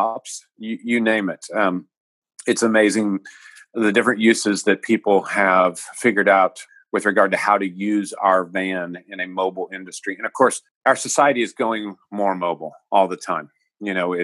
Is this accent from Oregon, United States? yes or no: no; Chillicothe, Missouri, United States; I'm physically at my hometown, which is Chillicothe, Missouri